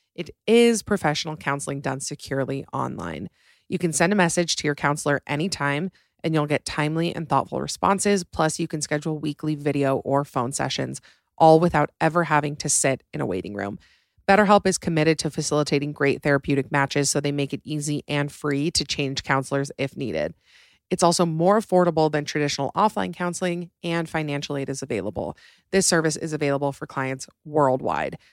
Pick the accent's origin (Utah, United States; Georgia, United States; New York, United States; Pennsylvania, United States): Utah, United States; Salt Lake City; I'm from Salt Lake